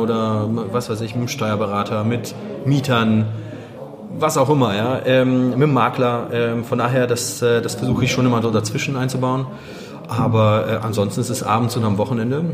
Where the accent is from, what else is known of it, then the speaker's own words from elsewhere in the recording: Wuppertal, North Rhine-Westphalia, Germany; also born or lived in Gdańsk, Poland; now in Düsseldorf, Germany; in Danzig geboren, äh, rübergekommen, da war ich sechs. Also meine Eltern sind rübergekommen, ich war dabei. Ähm, das war 88 und ja, seitdem hier aufgewachsen in Wuppertal